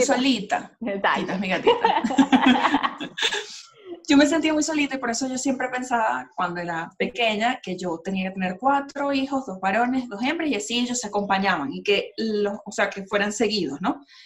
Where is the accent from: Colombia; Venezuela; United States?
Colombia; yo soy colombiana